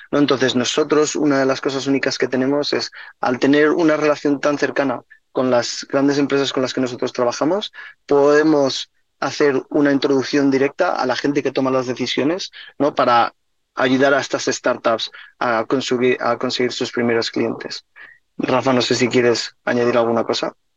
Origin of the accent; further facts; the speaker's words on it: Spain; now in United States; somos los dos somos de España